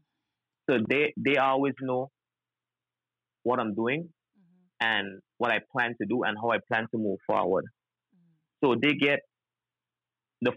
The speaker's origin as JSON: {"language": "English", "country": "British Virgin Islands", "said": "I'm from the British Virgin Islands"}